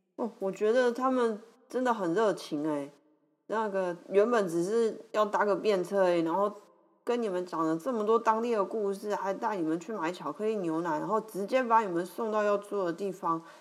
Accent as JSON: {"language": "Chinese", "country": "Taiwan", "said": "我来自台湾"}